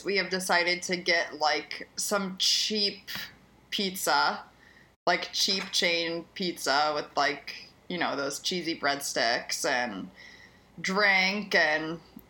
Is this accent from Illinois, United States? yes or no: yes; Chicago, Illinois, United States; I'm from Chicago. I know. I'm from Chicago.